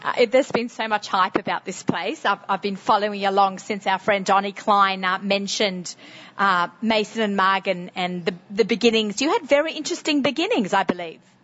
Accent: Sydney, New South Wales, Australia; accent: strong Sydney accent; moved away as an adult; now in United States; with my Sydney, strong Sydney accent

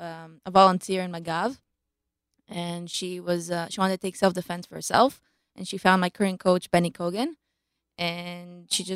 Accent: Israel; also born or lived in Baltimore, United States; But okay. We made Aliyah when I was two.

